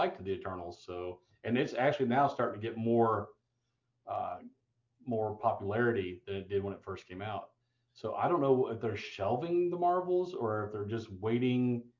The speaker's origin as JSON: {"language": "English", "region": "Indiana", "country": "United States", "tie": "born or raised there", "said": "I grew up in Indiana."}